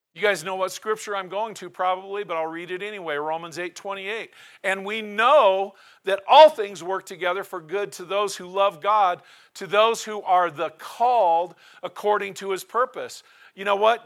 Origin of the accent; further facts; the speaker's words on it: Portland, Oregon, United States; also born or lived in Tillamook, Oregon; now in Cody, United States; I was born in Portland, my family resided in Tillamook